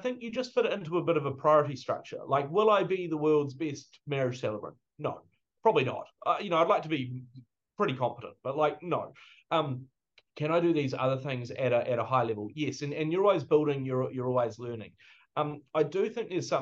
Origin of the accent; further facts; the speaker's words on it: New Zealand; as a New Zealander